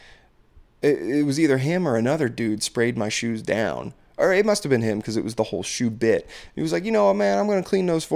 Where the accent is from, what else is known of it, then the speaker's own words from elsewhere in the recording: Maryland, United States; I'm from Maryland